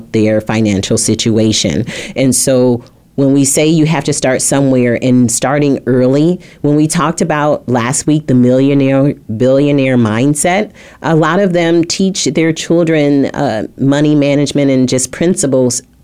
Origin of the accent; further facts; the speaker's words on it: Flint, Michigan, United States; I grew up in Flint, Michigan